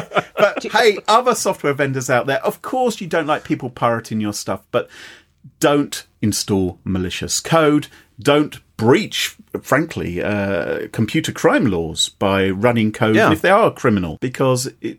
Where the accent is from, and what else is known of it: England, United Kingdom; accent: Queen's English / received pronunciation; also born or lived in Oxford